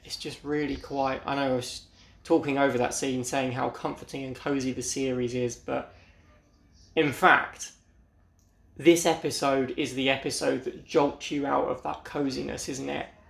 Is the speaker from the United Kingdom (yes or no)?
yes; United Kingdom; I'm from Britain